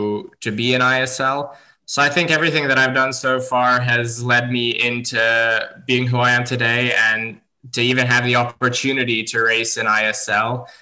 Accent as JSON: {"language": "English", "region": "Dubai", "country": "United Arab Emirates", "tie": "born or raised there", "also_born_or_lived": "Abu Dhabi", "lives_now": "Serbia", "said": "I actually trained in Dubai and I was born in Abu Dhabi and I trained and lived in Dubai for 24 years out of these 27. It's only been the last 3 years that I moved back to Serbia"}